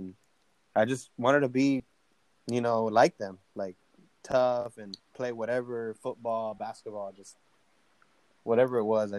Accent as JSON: {"language": "English", "country": "United States", "tie": "born or raised there", "said": "I was born in the United States"}